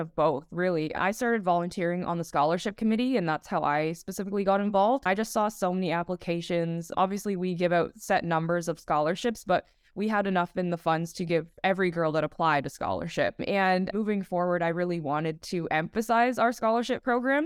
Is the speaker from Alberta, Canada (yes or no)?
no; Toronto, Ontario, Canada; play for my hometown